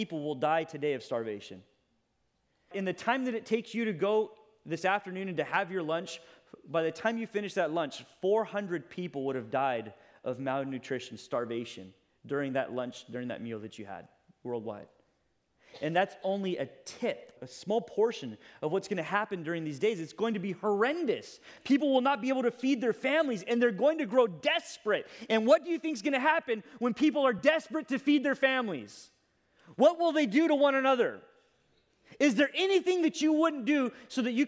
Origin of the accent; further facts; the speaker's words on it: United States; as an American